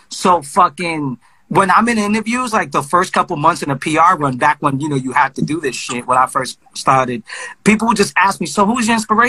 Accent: Brooklyn, New York, United States; Well, I'm from Brooklyn.

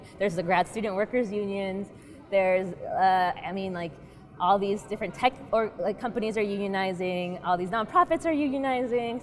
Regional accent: North Carolina, United States; moved away; also born or lived in Massachusetts; I'm from North Carolina

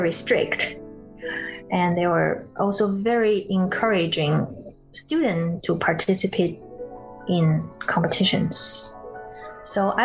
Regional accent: Beijing, China; moved away; when I was in China, in Beijing, actually my hometown

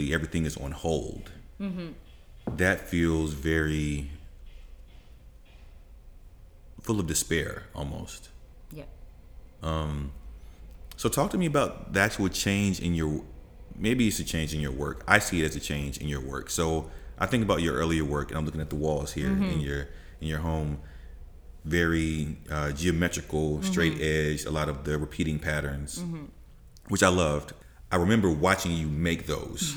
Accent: United States; as an American citizen

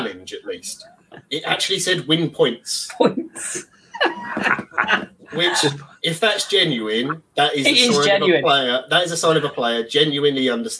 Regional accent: England, United Kingdom; we're English

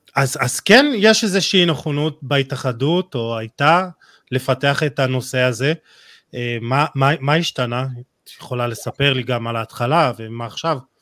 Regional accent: Jerusalem, Jerusalem District, Israel; אני בתור ירושלמי

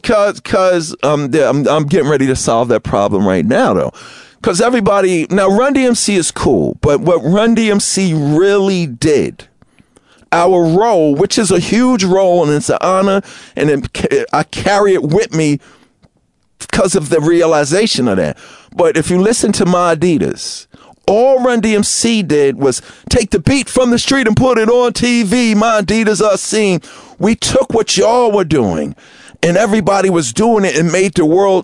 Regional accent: New York City, New York, United States; I grew up in Queens

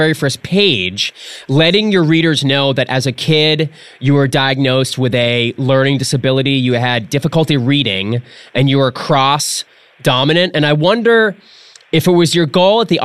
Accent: New England, United States; moved away; I'm from New England originally.

